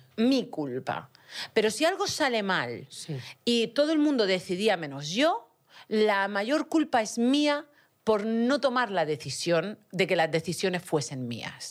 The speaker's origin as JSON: {"language": "Spanish", "region": "Region of Murcia", "country": "Spain", "also_born_or_lived": "Utah, United States", "accent": "Murcian", "moved": "yes", "said": "En español tengo acento murciano"}